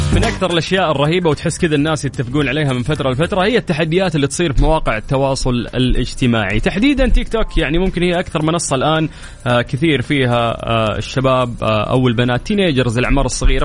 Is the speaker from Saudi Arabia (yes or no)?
yes; Saudi Arabia; عندنا في المملكة العربية السعودية